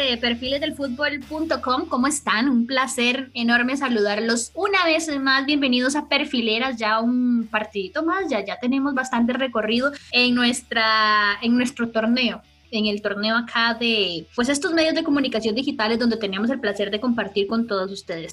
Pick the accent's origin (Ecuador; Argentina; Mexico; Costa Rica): Costa Rica